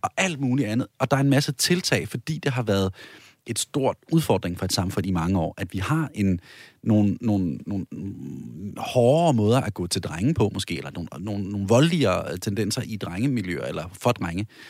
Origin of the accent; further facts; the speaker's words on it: Denmark; moved away; hvor jeg er vokset op i provinsen